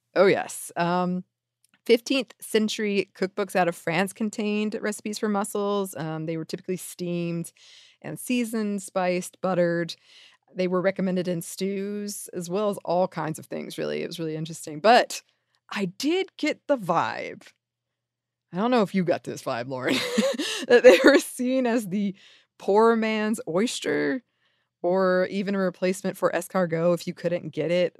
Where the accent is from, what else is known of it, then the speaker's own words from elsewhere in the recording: the South, United States; I'm from the South